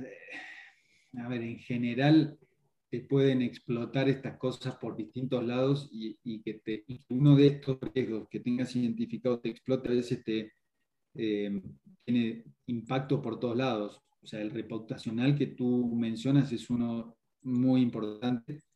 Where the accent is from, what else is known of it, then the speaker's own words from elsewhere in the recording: Argentina; now in Mexico; Yo hablo así, nací en Argentina, pero hace 20 años que vivo acá, me, considero local